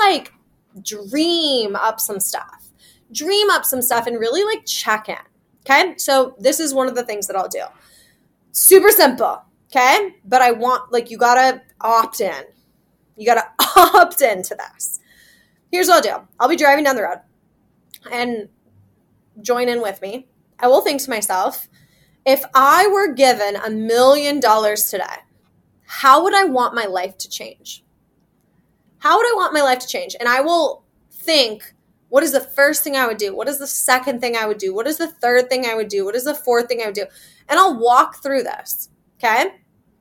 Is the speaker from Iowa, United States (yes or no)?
yes; Iowa, United States; now in Kansas City, United States; I'm from Iowa. I live in Kansas City. My hometown's in Iowa.